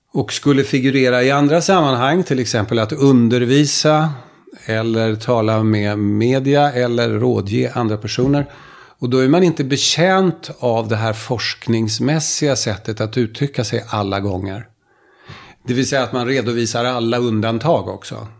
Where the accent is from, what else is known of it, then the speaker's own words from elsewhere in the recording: Finland; Den kommun jag kommer ifrån i Finland, jag kommer från Finland